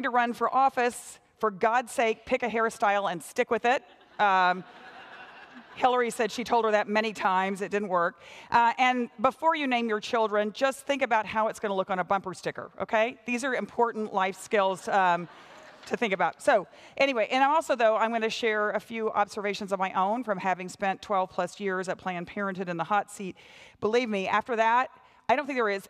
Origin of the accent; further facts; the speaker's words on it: Texas, United States; I come from Texas